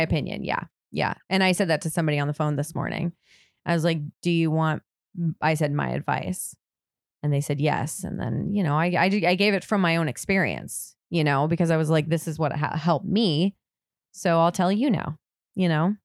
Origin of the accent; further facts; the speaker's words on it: Durango, Colorado, United States; I grew up in Colorado, Durango.